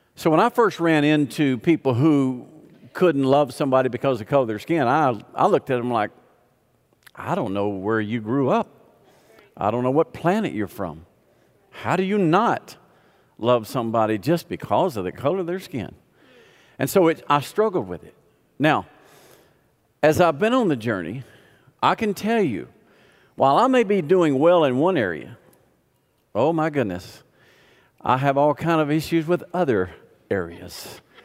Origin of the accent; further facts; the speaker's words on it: the South, United States; I grew up in the South